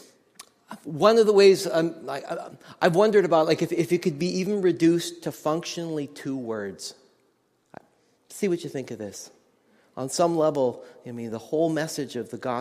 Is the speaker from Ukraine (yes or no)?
no; Nelson, British Columbia, Canada; I went to a music college in my hometown of Nelson, British Columbia.